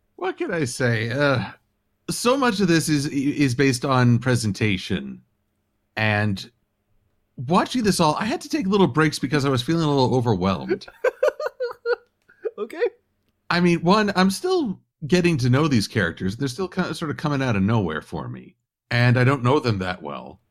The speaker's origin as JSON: {"language": "English", "country": "United States", "said": "I'm American"}